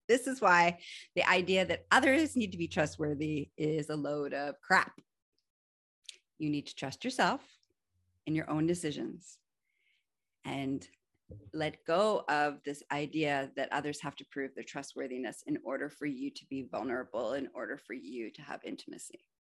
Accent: Canada; I'm also Canadian

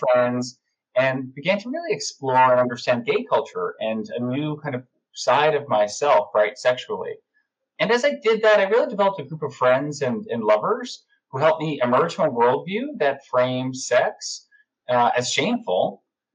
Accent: Long Island, New York, United States; now in New York City, United States; I grew up on Long Island and I currently live in New York City where I've lived for over 15 and a half years

